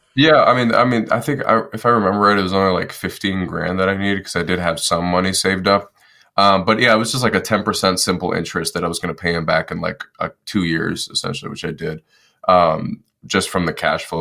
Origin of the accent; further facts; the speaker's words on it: Detroit, Michigan, United States; moved away as an adult; I was born and raised in Detroit, Michigan, and then uh, I decided to join the Marine Corps when I was 18